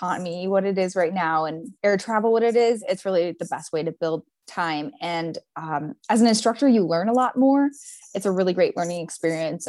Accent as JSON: {"language": "English", "region": "Wyoming", "country": "United States", "tie": "born or raised there", "moved": "yes", "lives_now": "Alaska, United States", "said": "Growing up in Wyoming"}